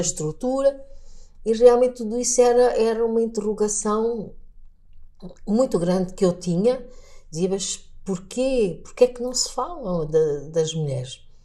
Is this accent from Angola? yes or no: yes; Lubango, Huíla, Angola; first language Portuguese; moved away as an adult; also born or lived in Luanda; now in Portugal; eu nasci numa região do sul de Angola